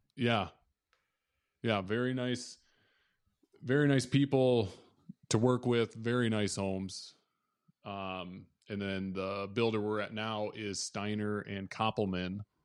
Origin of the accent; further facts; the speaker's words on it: Southwest Minnesota, United States; I grew up in Southwest Minnesota, a tiny town of about twelve hundred people